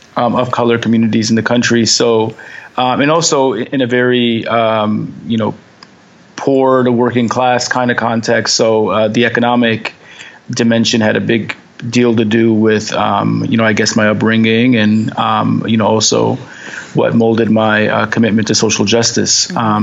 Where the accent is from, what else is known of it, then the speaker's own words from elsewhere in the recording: Detroit, Michigan, United States; I grew up in Detroit, right outside of Dearborn. So it was different, I guess, in many ways. I kind of grew up in, the center, the hub of Arab America